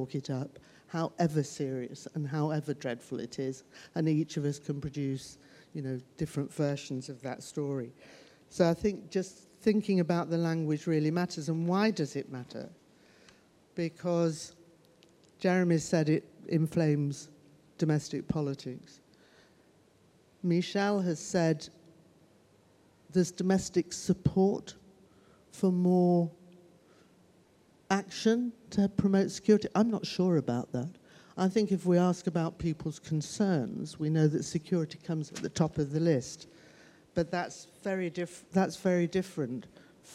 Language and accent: English; United Kingdom; I'm British